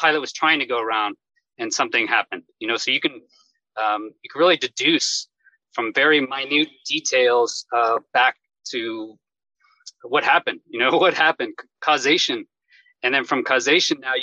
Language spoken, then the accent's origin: English; Houston, Texas, United States; moved away as an adult; I grew up in Houston, Texas